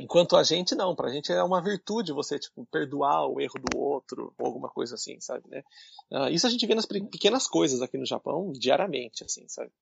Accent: Brazil; moved away as an adult; now in Nagoya, Japan; eu sou brasileiro, mas eu sou um aluno de pós-graduação

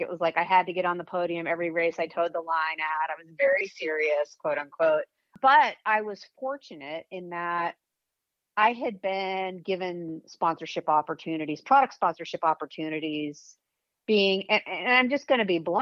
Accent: Weston, Massachusetts, United States; moved away as an adult; also born or lived in Los Angeles; Weston, Mass is where I grew up.

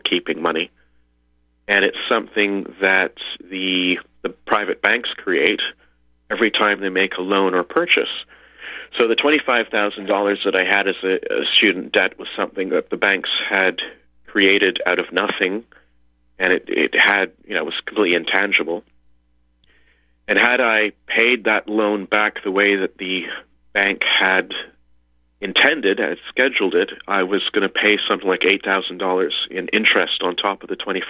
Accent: Canada; also born or lived in Liechtenstein; I'm Canadian, live in Canada

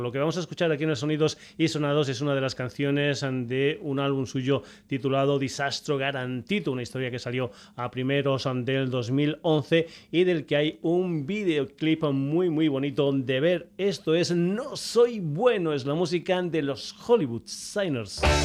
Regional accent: Extremadura, Spain; música de mi tierra, con música hecha en Extremadura

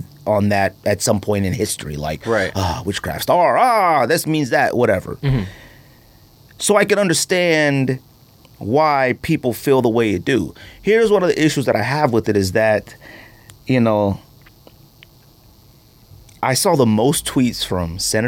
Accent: California, United States; growing up in California

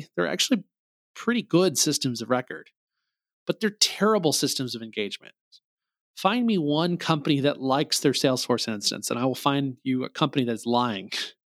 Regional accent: Missouri, United States; So you pull up a license plate in my home state, Missouri is the show me state.

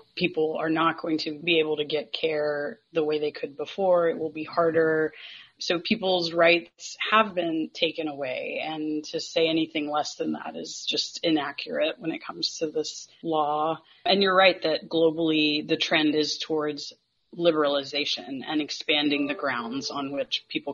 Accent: North Carolina, United States; I have born and raised in North Carolina

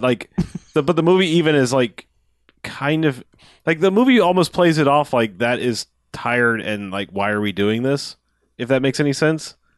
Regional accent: Florida, United States; I'm from Florida

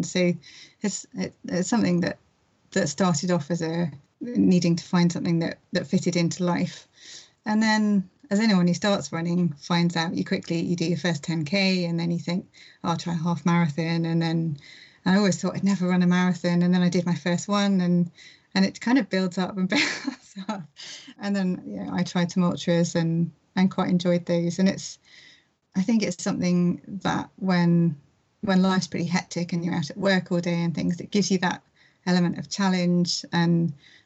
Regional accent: London, United Kingdom; I grew up in London

